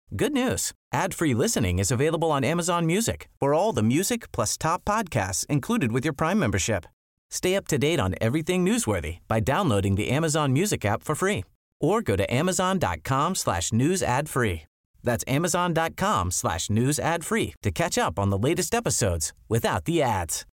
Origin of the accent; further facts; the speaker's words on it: South Shore of Long Island, New York, United States; I grew up on the South Shore of Long Island, so very cookie cutter suburbia, little town